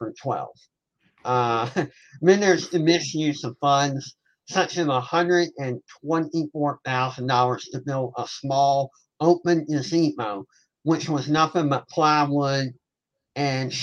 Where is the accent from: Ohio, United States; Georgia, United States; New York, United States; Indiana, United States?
Georgia, United States; Savannah; I am from Savannah, Georgia. I'm a long-time resident. I did take off for a couple years for college, but of course I came home